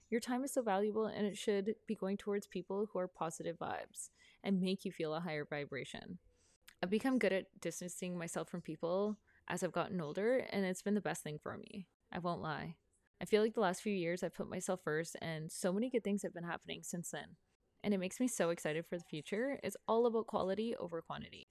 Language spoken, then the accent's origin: English; Prince Rupert, British Columbia, Canada; moved away; I'm from Prince Rupert, a small town in northern B C, and I'm still really good friends with a lot of my high school friends